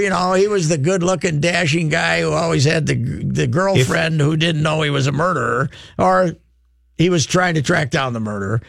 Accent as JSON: {"language": "English", "region": "Minnesota", "country": "United States", "tie": "born or raised there", "said": "I grew up in Southwest Minnesota. I'm not exactly a hockey guy"}